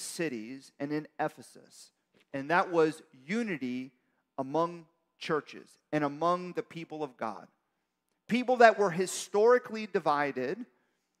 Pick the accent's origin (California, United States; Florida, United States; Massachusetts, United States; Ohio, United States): Florida, United States; Miami; I'm from Miami